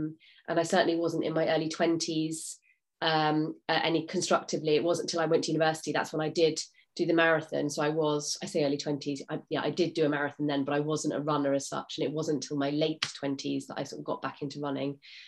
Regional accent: Somerset, South West England, United Kingdom; So I grew up in Somerset, where I live now. I actually grew up in sort of in the middle of nowhere. So my father was a gamekeeper, so I was brought up on a farm that was literally in the middle of nowhere.

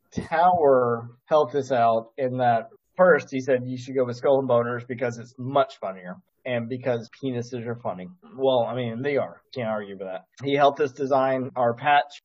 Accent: the South, United States; as a Southerner

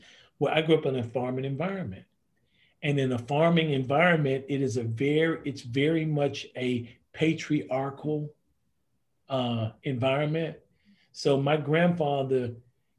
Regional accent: Greensboro, North Carolina, United States; also born or lived in Reidsville, North Carolina; I grew up in Reidsville, North Carolina, moved to Greensboro

